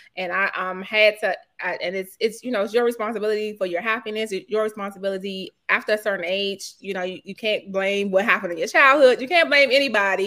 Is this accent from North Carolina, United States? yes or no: no; Washington, District of Columbia, United States; moved away as an adult; now in Lanham, Maryland, United States; I grew up in Petworth